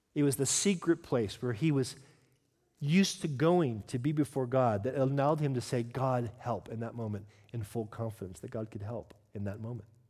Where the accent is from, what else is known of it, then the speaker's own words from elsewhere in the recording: United Kingdom; I'm British